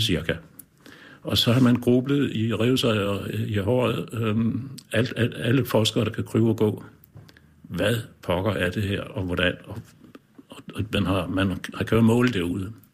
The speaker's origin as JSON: {"language": "Danish", "area": "Lolland", "region": "Zealand", "country": "Denmark", "said": "nede på Lolland, hvor jeg kommer fra"}